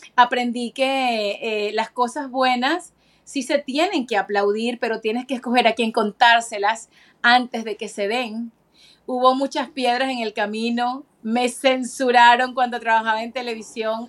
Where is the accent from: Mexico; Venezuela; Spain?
Venezuela; now in Florida, United States; como venezolana